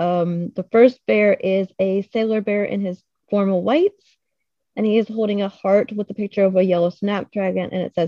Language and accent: English; Kentucky, United States; from South Kentucky near Glasgow